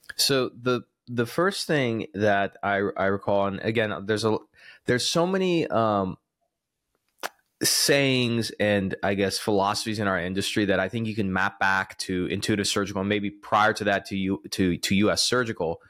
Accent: the South, United States; I'm from the South

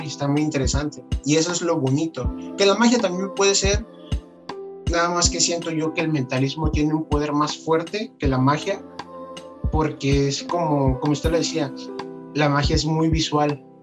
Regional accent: Veracruz, Mexico; yo soy de acá de Veracruz, entonces pues, estoy acostumbrado al, al, clima más caliente

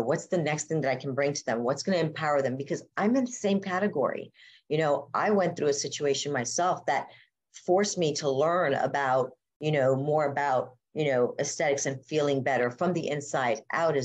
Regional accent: South Miami, Florida, United States; moved away as an adult; also born or lived in Coral Gables, Florida / Tampa, Florida; now in Dunedin, United States; I grew up in South Miami

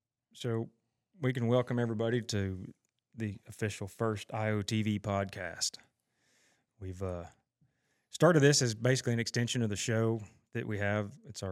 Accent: Tulsa, Oklahoma, United States; I grew up here in Tulsa, a production company my dad started almost 40 years ago, and grew up just doing production

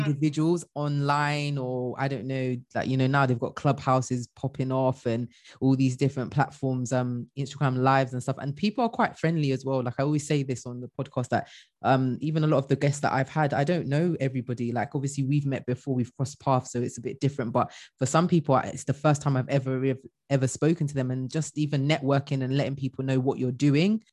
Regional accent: Bristol, South West England, United Kingdom; i'm originally from mm. bristol like bristol

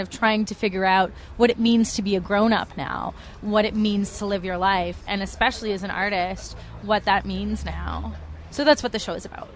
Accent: Toronto, Ontario, Canada; I'm from Toronto

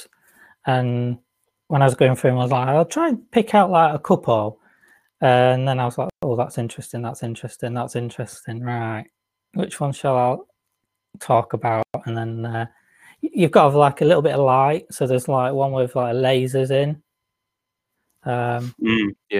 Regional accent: the north of England, United Kingdom; accent: northern

